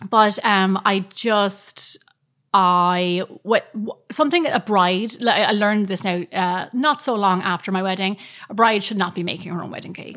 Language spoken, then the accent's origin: English; Ireland; as Irish people